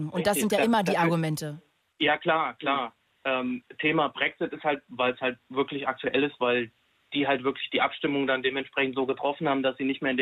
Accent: Hesse, Germany; Wir kommen jetzt aus der Nähe von Fulda, das kennt man irgendwo noch, sage ich mal.

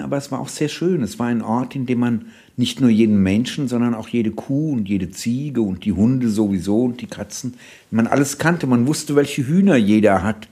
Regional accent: Staufenberg, Hesse, Germany; moved away; also born or lived in Frankfurt / Uzès, France; Das Dorf meiner Kindheit ist Stauffenberg im Kreis Gießen

